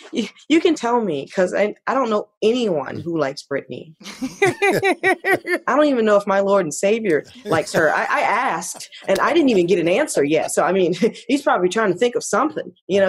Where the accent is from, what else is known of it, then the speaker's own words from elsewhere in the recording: Clearwater, Florida, United States; moved away; I had the best childhood in Clearwater